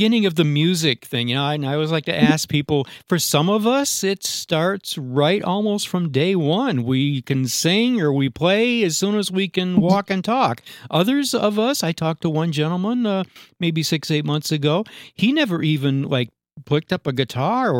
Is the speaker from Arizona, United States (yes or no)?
no; Upstate New York, United States; Upstate New York is home for me